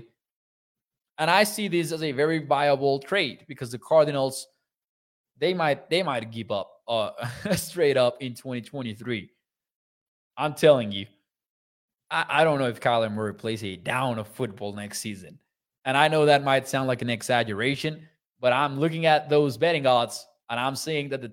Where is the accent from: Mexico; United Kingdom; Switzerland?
Mexico; moved away; I'm from Mexico